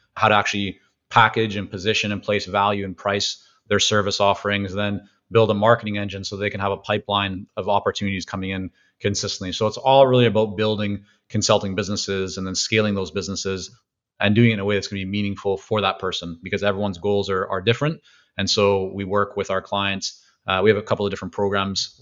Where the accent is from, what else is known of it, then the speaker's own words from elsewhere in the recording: Vancouver, British Columbia, Canada; also born or lived in Toronto / Israel; growing up in Vancouver, very heavy Asian influence